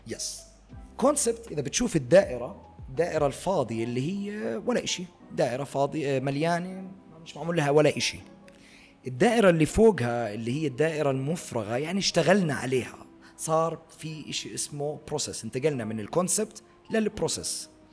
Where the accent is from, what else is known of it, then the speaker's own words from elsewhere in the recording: Jordan; moved away as an adult; also born or lived in Abu Dhabi; عندنا بالاردن